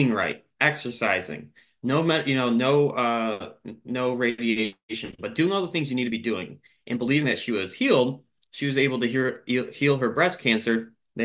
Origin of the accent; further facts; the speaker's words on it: Michigan, United States; moved away as an adult; now in South Carolina, United States; I am born and raised in Michigan